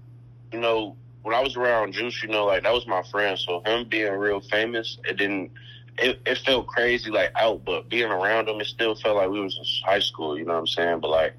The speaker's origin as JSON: {"language": "English", "town": "Chicago", "region": "Illinois", "country": "United States", "said": "I'm from Chicago."}